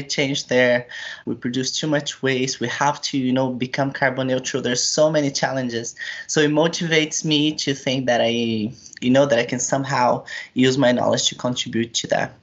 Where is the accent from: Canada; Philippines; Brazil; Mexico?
Brazil; moved away as an adult; now in Switzerland; I'm from a small village in Brazil, and then I went to a university that is close to my village